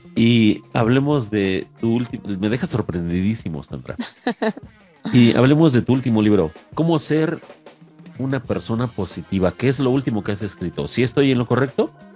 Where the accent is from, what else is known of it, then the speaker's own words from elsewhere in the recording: Mexico; aquí a mi tierra mexicana